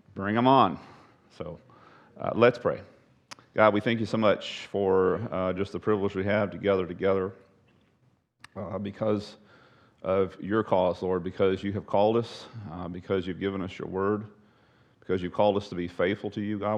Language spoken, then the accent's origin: English; Texas, United States; I'm a Texan